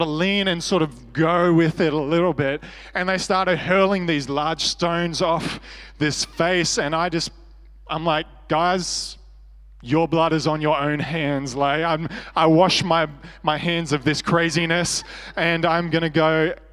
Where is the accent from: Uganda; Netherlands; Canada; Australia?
Australia; I was from Australia